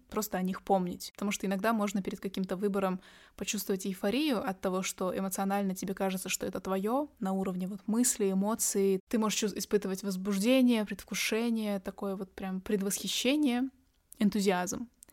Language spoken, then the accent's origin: Russian; Astana, Kazakhstan; я сама девочка из столицы Казахстана, я из Астаны